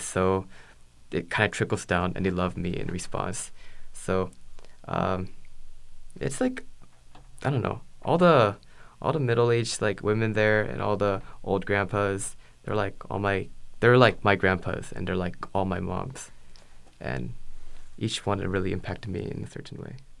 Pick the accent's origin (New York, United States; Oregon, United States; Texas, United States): Oregon, United States; Beaverton; also born or lived in California; home for me is um, Beaverton, Oregon. Uh, I grew up in uh, Oregon for most of my life.